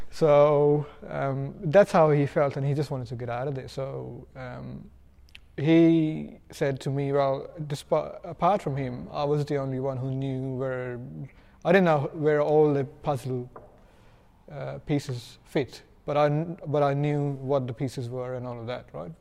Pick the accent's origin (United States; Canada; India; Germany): India; I'm from India